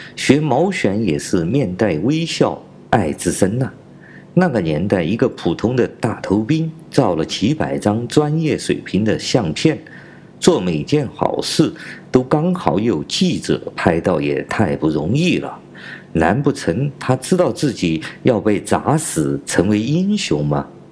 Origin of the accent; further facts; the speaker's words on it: China; 我是来自中国大陆的